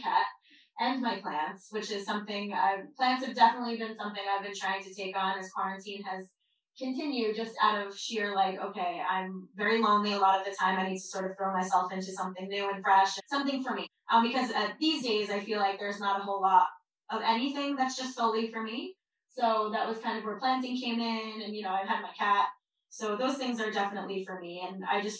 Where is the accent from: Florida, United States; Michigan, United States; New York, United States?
New York, United States; Long Island; I grew up on Long Island in a very loud Jewish family.